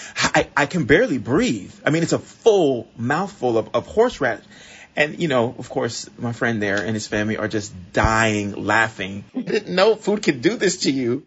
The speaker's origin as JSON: {"language": "English", "town": "Miami", "region": "Florida", "country": "United States", "tie": "born or raised there", "moved": "as an adult", "lives_now": "New York, United States", "said": "growing up in Miami. In Miami, where I grew up"}